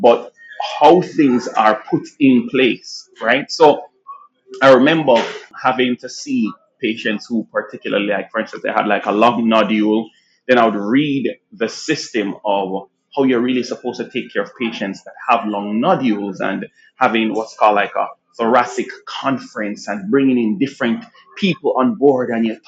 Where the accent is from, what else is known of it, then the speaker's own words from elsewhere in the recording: Jamaica; accent: Jamaican; moved away as an adult; also born or lived in Nigeria; now in United States; I'm born in Nigeria, raised in Jamaica.